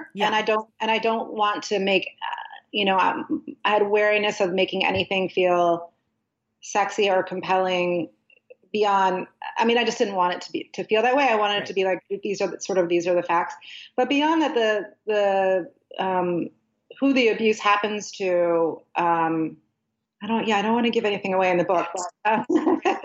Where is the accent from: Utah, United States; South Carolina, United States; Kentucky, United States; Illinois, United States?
Illinois, United States; Chicago; now in New Orleans, United States; I was born and raised in Chicago